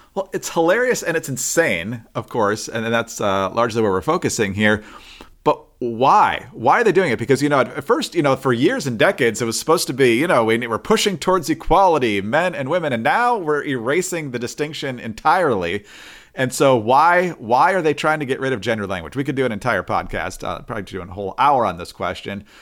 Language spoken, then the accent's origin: English; Upper Peninsula of Michigan, United States; I'm from the Upper Peninsula of Michigan